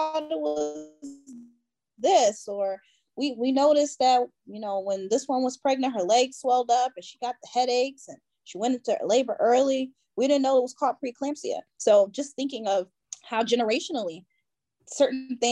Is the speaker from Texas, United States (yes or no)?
no; Buffalo, New York, United States; moved away; I'm originally from Buffalo, New York, so I usually drive to Buffalo, drop my kids off